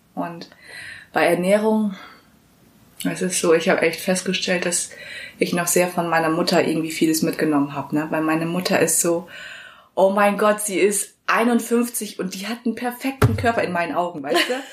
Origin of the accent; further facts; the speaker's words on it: Vechta, Lower Saxony, Germany; also born or lived in Vietnam; ich komme ja ursprünglich aus Fechter